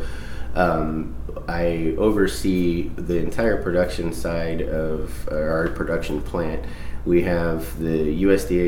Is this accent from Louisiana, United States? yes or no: no; Southern California, United States; also born or lived in Flint, Michigan; I was born in Flint, Michigan, and I actually lived in Michigan until I was five and then moved to Southern California.